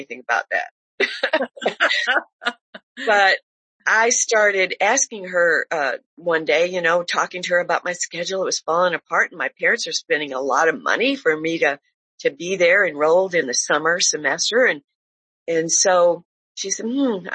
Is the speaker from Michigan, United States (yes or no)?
yes; Detroit, Michigan, United States; I grew up in Detroit, and my grandfather was our pastor for a long, long time